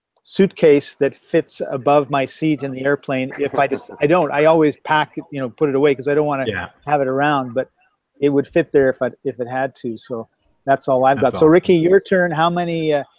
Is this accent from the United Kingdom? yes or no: yes; Scotland, United Kingdom; So I got, being Scottish, I got crazy glue